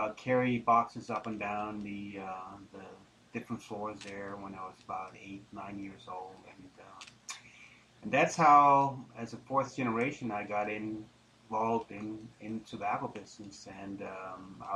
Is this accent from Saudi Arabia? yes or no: no; Denmark; also born or lived in Geneva, Switzerland; now in Charlotte, United States; I grew up in Denmark for the most part